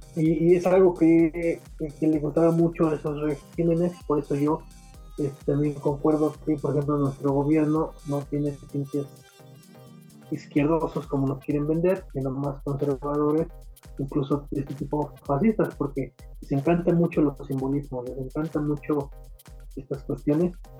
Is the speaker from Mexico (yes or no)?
yes; Mexico; como el mexicano necesita más símbolos